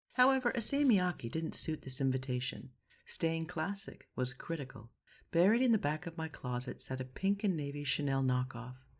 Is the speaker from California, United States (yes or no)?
no; Seattle, Washington, United States; moved away as an adult; also born or lived in Rome, Italy / Paris, France; I'm from Seattle, a very young city